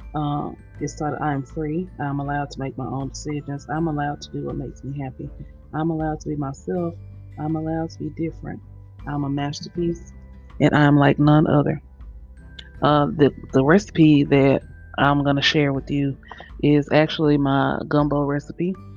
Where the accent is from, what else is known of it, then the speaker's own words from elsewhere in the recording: Louisiana, United States; I'm from Louisiana